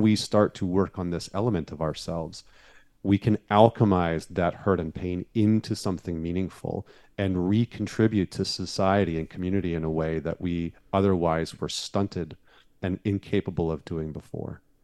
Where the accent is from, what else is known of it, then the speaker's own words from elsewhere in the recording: Northern Alberta, Canada; now in United States; I grew up in Northern Alberta